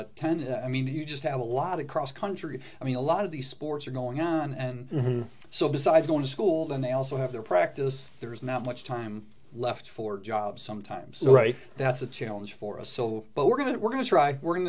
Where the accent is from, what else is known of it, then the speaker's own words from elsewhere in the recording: Calumet City, Illinois, United States; also born or lived in Hammond, Indiana; I grew up not far away, over in Calumet City, Illinois. I was born in Hammond, but grew up in Cal City